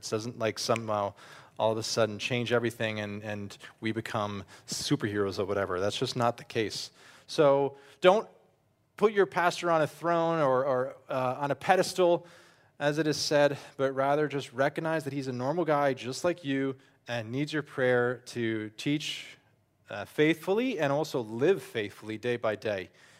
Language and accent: English; New Jersey, United States; also born or lived in Toms River; now in Austria; I grew up in North Jersey. I grew up and lived here for years too in Ocean County and down in Toms River